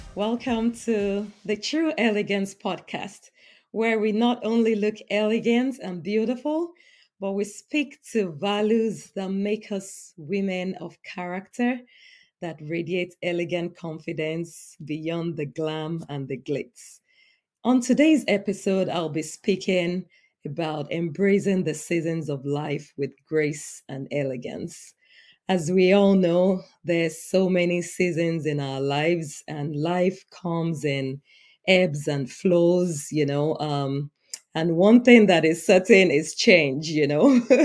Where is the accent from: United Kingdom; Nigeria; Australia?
Nigeria; now in United States; I'm an immigrant in the U S. I was born and raised in Nigeria, but now the United States is my home.